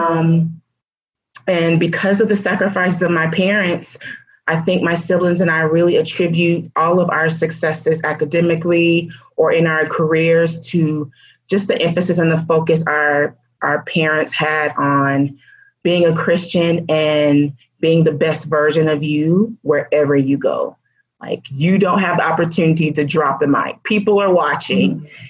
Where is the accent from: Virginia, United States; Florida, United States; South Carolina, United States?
Florida, United States; also born or lived in Alabama / Georgia; we moved to Florida, and I've been in Florida ever since